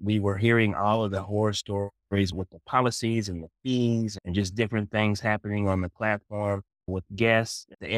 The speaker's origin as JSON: {"language": "English", "region": "Smoky Mountains", "country": "United States", "tie": "born or raised there", "said": "I was familiar with the vacation rental space because we used to stay in the cabins when I was growing up in the Smoky Mountains."}